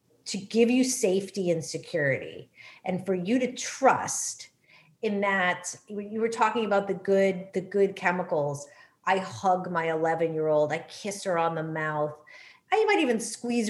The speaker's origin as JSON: {"language": "English", "region": "New England", "country": "United States", "tie": "born or raised there", "said": "growing up in that generation and growing up in New England"}